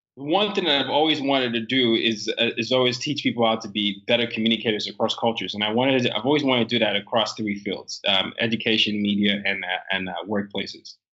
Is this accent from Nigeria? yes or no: yes; Nigeria; now in United States; I am a Nigerian